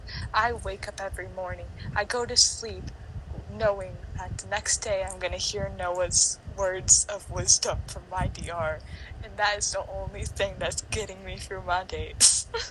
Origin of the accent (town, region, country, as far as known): United States